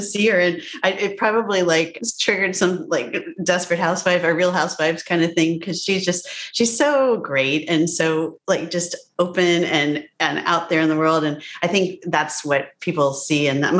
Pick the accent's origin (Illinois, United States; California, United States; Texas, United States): Illinois, United States; born there; But I grew up all over the place. My dad was a professor. And so I was born in married student housing at Northwestern, where he got his PhD